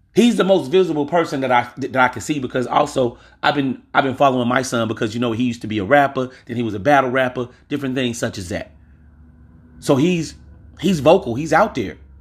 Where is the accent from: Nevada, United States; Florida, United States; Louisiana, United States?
Louisiana, United States; I'm from Louisiana.